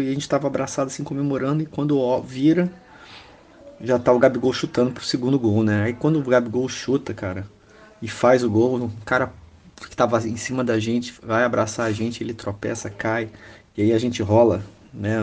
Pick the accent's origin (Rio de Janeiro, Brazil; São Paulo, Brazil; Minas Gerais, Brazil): Rio de Janeiro, Brazil; sou do Rio de Janeiro